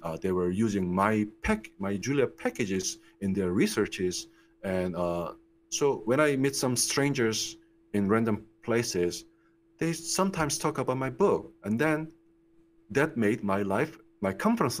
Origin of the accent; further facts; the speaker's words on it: Daegu, South Korea; moved away as an adult; also born or lived in United States; I was born in Korea. I grew up in Korea. I spent like 24 years in Korea